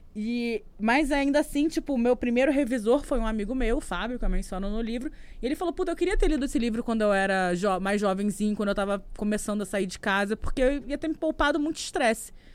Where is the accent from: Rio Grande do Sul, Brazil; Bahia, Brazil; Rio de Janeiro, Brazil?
Rio de Janeiro, Brazil; eu sou do Rio de Janeiro